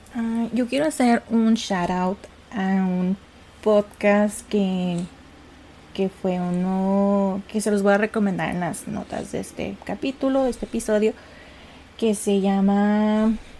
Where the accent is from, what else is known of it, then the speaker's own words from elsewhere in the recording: Ciudad Juárez, Chihuahua, Mexico; somos de Ciudad Juárez